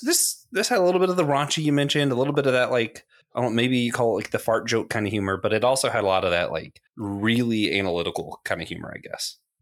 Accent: Tallahassee, Florida, United States; I grew up in Tallahassee

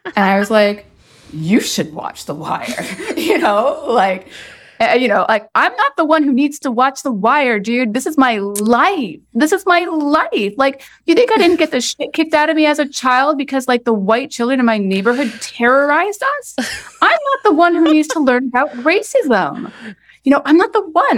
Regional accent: Oshawa, Ontario, Canada; moved away; also born or lived in Chicago / Ohio / Portland; growing up in Oshawa, Ontario in the nineteen eighties and nineties and just, like, being the only Black person in sight.

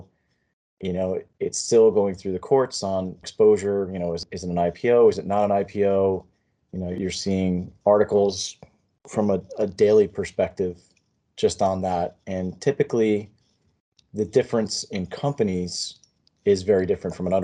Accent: Monmouth County, New Jersey, United States; I grew up in Monmouth County, so I'm only a couple miles from the ocean.

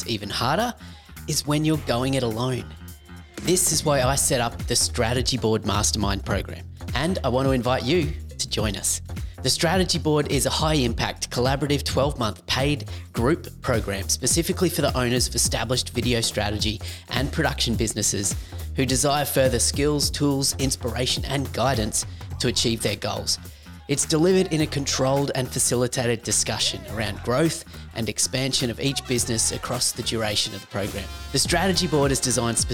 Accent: Australia; accent: Aussie; That's my Aussie accent

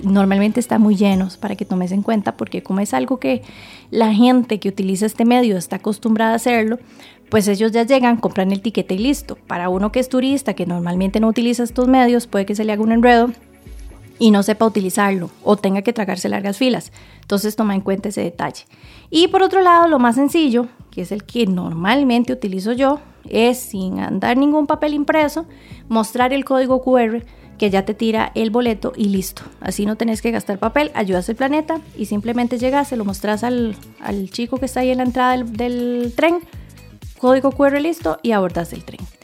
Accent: Costa Rica; como buena tica

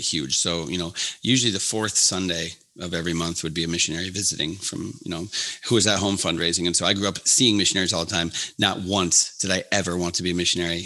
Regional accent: Duluth, Minnesota, United States; also born or lived in Caribbean / International Falls, Minnesota; I grew up in Duluth, Minnesota

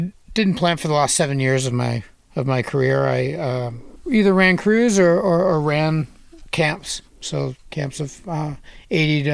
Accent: Dartmouth, Nova Scotia, Canada; also born or lived in Ontario; I'm from Dartmouth. I was born in Ontario, but I moved to Dartmouth when I was very young and more or less spent the majority of my youth there

